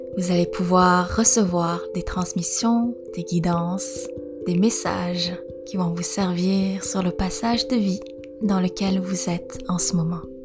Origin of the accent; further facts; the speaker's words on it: Vietnam; moved away; J'ai grandi au Vietnam, je suis née au Vietnam